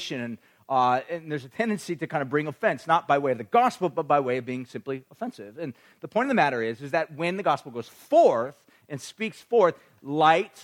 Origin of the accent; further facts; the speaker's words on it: Orange County, California, United States; I grew up in Orange County